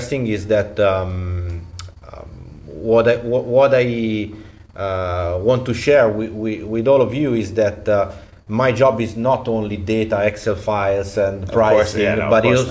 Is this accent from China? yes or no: no; Monza, Lombardy, Italy; moved away as an adult; also born or lived in Milan; now in Rome, Italy; I'm from Monza. Monza is famous for the Formula One circuit.